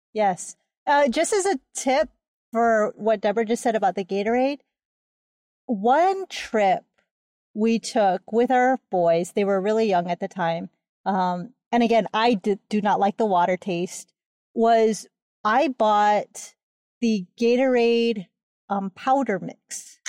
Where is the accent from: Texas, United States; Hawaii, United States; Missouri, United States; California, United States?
Hawaii, United States; I am from Hawaii